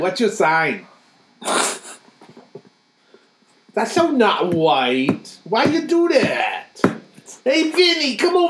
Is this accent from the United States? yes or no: yes; Boston, Massachusetts, United States; I'm from Boston.